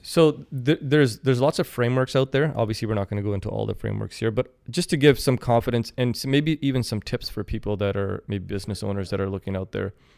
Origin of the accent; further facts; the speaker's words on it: Kelowna, British Columbia, Canada; also born or lived in Saskatoon, Saskatchewan; I'm born and raised in Kelowna